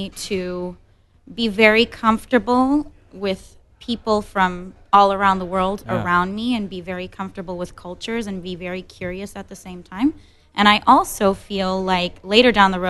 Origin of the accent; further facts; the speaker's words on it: Cancún, Quintana Roo, Mexico; first language English and Spanish; moved away as an adult; also born or lived in Miami; I grew up in Cancun.